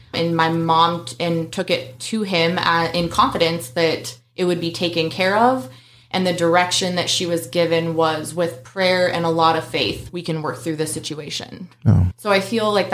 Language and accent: English; Roseburg, Oregon, United States; I was born in Roseburg, Oregon, and we started attending Victory Baptist Church